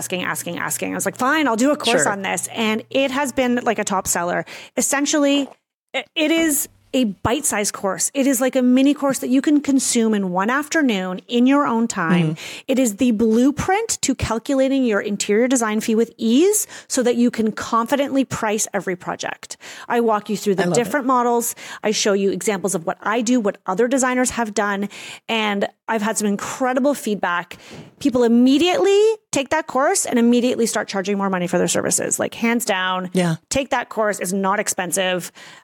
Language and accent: English; Canada